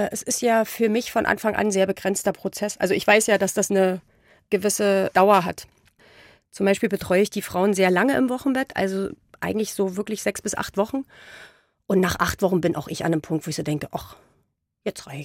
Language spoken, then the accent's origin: German; East Germany, Germany; Ja, ich bin ja im Osten groß geworden. Das ist ja ein sehr atheistisches Land.